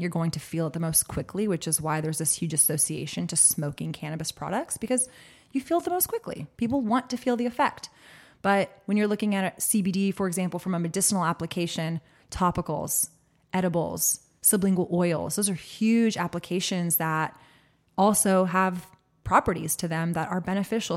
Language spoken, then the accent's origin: English; Austin, Texas, United States; born and raised in Austin, Texas